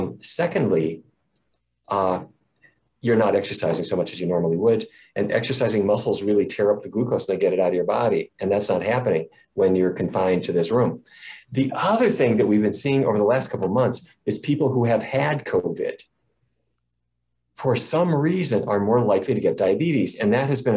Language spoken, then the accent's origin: English; Fargo, North Dakota, United States; When I was a kid, I grew up in Fargo, you know, Fargo, North Dakota